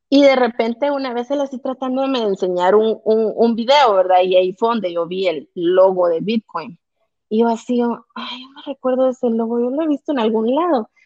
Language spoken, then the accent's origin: Spanish; Guatemala; como guatemalteca y como mujer